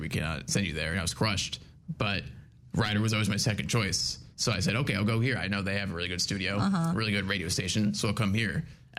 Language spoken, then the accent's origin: English; Annandale, New Jersey, United States; also born or lived in Belleville, New Jersey; as you know. I major in sports media. I'm from Annandale, New Jersey. That's not where I was born. That's where I live currently.